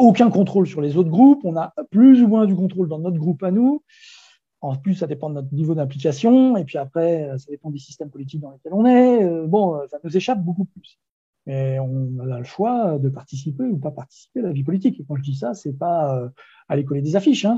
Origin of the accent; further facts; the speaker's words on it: Brittany, France; Moi, je suis breton